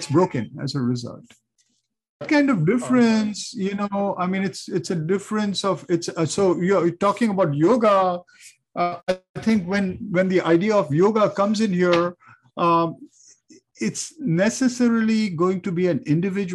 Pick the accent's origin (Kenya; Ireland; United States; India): India; growing up in India